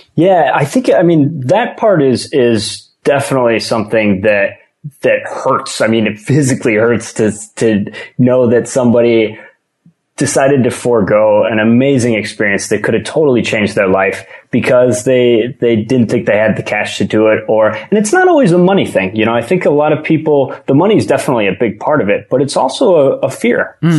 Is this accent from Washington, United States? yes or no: no; Michigan, United States; moved away; I'm from Michigan originally